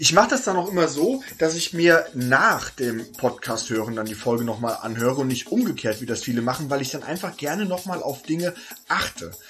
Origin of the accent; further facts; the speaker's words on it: Hesse, Germany; Denn ich komme eigentlich nicht gebürtig aus Berlin, sondern komme aus Hesse.